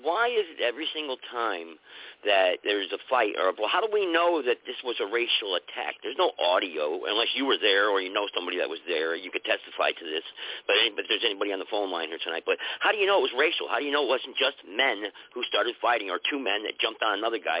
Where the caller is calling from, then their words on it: North Carolina, United States; I'm calling from North Carolina.